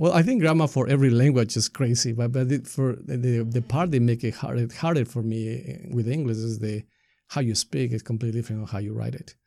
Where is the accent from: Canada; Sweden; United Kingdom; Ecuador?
Ecuador; English is a second language; moved away as an adult; now in Marin County, United States; I grew up in Ecuador